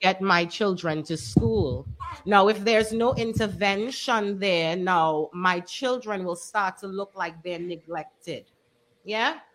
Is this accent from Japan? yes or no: no; Trinidad & Tobago; also born or lived in United States; now in Dominica